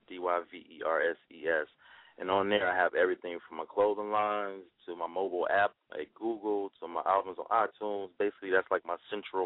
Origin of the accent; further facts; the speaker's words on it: Cleveland, Ohio, United States; moved away; me growing up in Cleveland